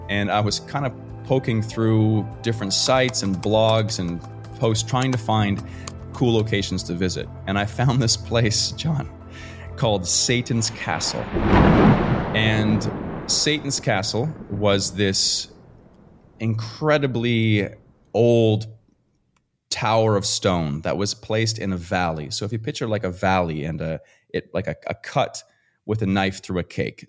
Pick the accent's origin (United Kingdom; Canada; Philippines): Canada; Fredericton, New Brunswick; moved away; I am a small town Canadian boy from Fredericton, New Brunswick, Canada. So it's right above Maine and uh, in the United States, if you're more familiar with there. Grew up in the woods